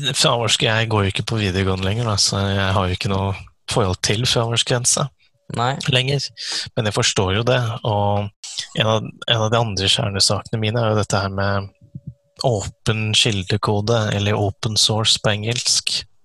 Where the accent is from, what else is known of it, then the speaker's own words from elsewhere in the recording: Eastern Norway, Norway; moved away as an adult; now in Kristiansand, Norway; jeg er egentlig fra Østlandet òg